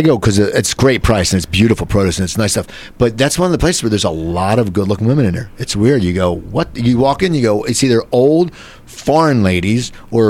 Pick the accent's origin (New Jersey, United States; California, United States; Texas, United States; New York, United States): New Jersey, United States; Cherry Hill; I grew up in Cherry Hill.